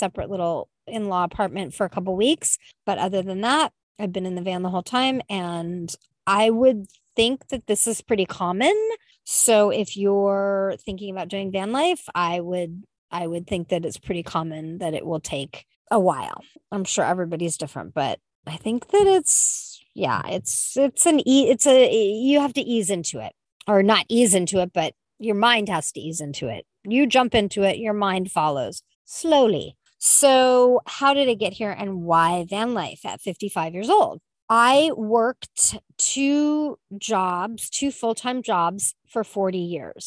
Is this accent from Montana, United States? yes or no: no; California, United States; I'm a Californian